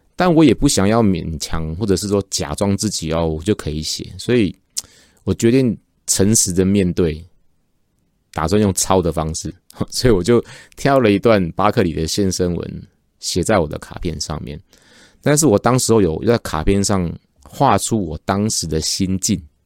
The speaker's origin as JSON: {"language": "Chinese", "country": "Taiwan", "said": "指的就是我们台湾人。"}